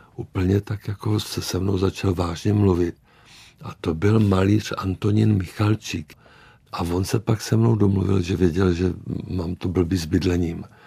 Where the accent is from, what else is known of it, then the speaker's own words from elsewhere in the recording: Moravia, Czechia; moved away; also born or lived in Prague; já jsem byl taky z Moravy